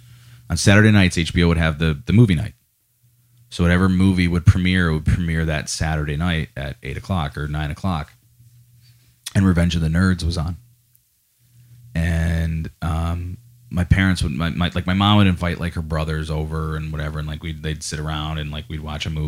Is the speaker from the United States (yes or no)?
yes; Scranton, Pennsylvania, United States; also born or lived in Green Ridge, Scranton / West Side, Scranton / Clarks Summit; I was born at CMC Hospital in Scranton